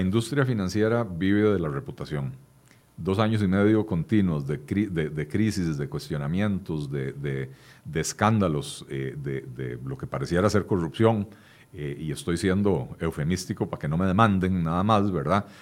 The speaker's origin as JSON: {"language": "Spanish", "country": "Costa Rica", "said": "somos todos los costarricenses"}